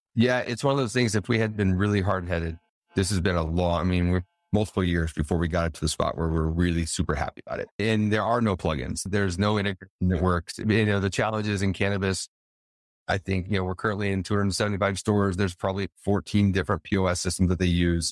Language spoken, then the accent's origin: English; Colorado, United States; moved away as an adult; also born or lived in Las Vegas, Nevada; I'm originally from Colorado, but I was in Vegas for eight years